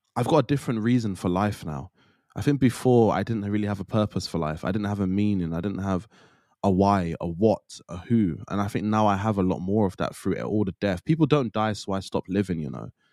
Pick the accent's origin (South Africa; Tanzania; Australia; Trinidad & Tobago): Trinidad & Tobago; I'm from Trinidad